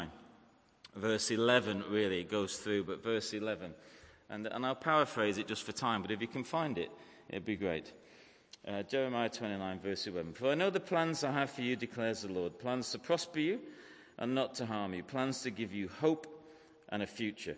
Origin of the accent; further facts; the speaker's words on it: Manchester, North West England, United Kingdom; also born or lived in Salford; I grew up in Manchester